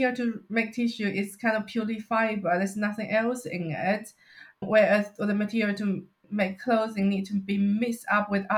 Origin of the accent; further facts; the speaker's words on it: China; now in United Kingdom; I grew up in China, we use bamboo products quite a lot